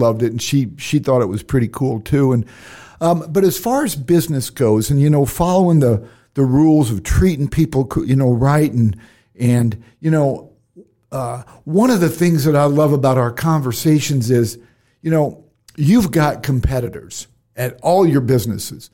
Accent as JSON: {"language": "English", "town": "Cedar Rapids", "region": "Iowa", "country": "United States", "tie": "born or raised there", "said": "fellow Iowan, I was born in Cedar Rapids"}